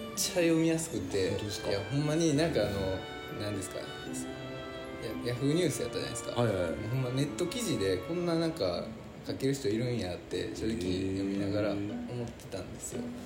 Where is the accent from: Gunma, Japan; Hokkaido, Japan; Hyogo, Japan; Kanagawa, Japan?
Hyogo, Japan; Amagasaki; 尼崎で育った2人